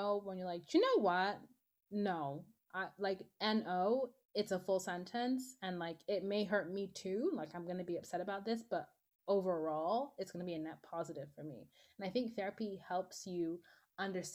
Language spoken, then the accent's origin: English; Nigeria; I'm Nigerian